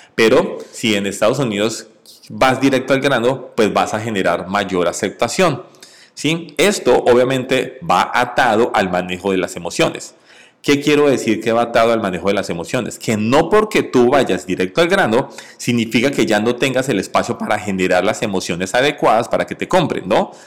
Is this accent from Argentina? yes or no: no; Colombia; en mi país natal, Colombia